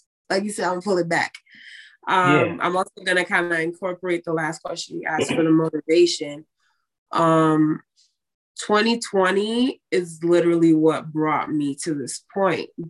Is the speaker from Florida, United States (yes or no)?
yes; West Palm Beach, Florida, United States; I am from West Palm Beach, Florida